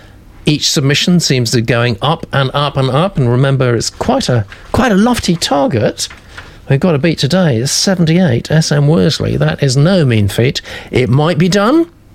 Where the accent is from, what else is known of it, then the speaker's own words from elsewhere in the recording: United States; now in London, United Kingdom; Where I've lived since 1990 with my South African wife. I am American.